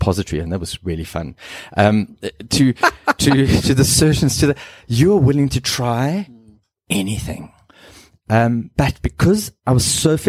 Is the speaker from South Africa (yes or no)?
yes; Cape Town, Western Cape, South Africa; first language English; also born or lived in Zimbabwe; I grew up in Zim and moved to Cape Town and went to a preparatory school there at Durbanville.